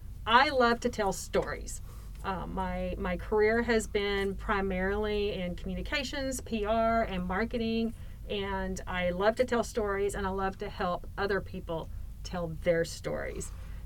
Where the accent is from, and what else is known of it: Waco, Texas, United States